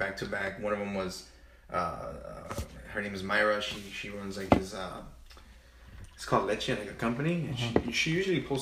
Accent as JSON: {"language": "English", "town": "Cudahy", "region": "California", "country": "United States", "tie": "born or raised there", "also_born_or_lived": "Pasadena / Highland Park / Huntington Park", "said": "I've grown up in Cudahy for the last, like, 20 years"}